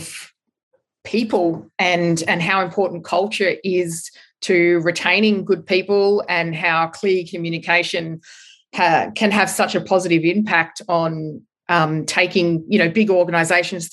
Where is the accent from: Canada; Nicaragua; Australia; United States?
Australia; moved away as an adult; also born or lived in London; find a job as an Australian